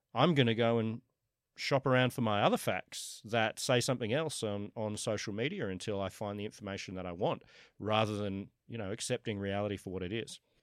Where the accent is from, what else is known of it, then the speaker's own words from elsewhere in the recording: Sydney, New South Wales, Australia; moved away as an adult; also born or lived in New York, United States; I was born in Kensington, went to U N S W, have always lived, uh, around here, other than for the last ten years, I've been in, uh, in New York